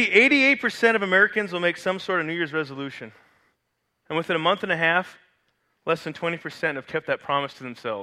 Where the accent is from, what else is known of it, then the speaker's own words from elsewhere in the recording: Canada; moved away; I grew up in Canada, which is a Commonwealth country